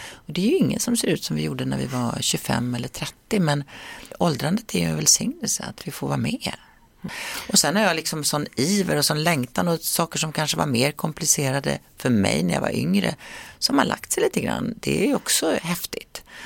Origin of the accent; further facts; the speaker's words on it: Sweden; moved away; svensken i mig frodas när jag är hemma i Sverige